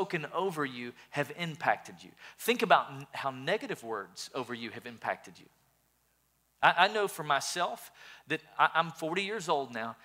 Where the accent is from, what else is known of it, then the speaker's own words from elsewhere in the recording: Sweetwater, Tennessee, United States; I grew up in a little town called Sweetwater